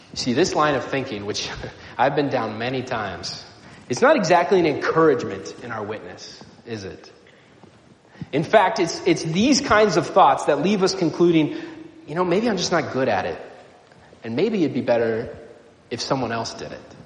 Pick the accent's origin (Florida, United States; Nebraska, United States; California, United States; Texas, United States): Nebraska, United States; moved away; I grew up in Nebraska